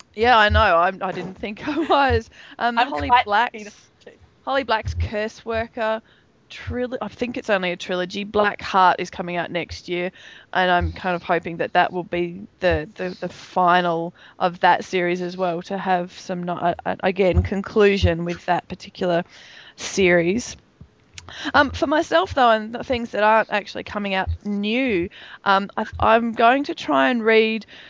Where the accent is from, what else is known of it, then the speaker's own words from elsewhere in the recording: Melbourne, Victoria, Australia; Melbourne, my hometown